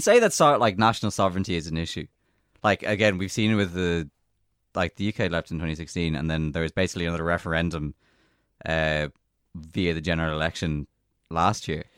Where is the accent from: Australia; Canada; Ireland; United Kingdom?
Ireland; we are a European citizen as well as an Irish citizen